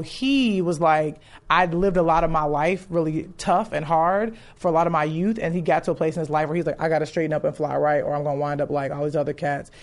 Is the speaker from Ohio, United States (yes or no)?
no; Chicago, Illinois, United States; moved away; I'm from Chicago